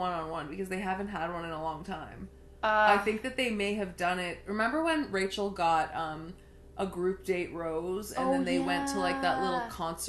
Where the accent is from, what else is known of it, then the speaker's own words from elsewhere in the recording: Vaughan, Ontario, Canada; I'm from Vaughan and Markham is pretty close.